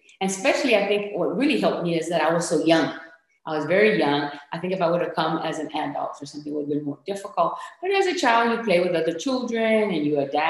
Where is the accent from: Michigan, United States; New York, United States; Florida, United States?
Michigan, United States; English is a second language; also born or lived in Puerto Rico; I was about 4.5 years old when I came from Puerto Rico to Michigan. And we came to Michigan because my aunt had moved to Michigan.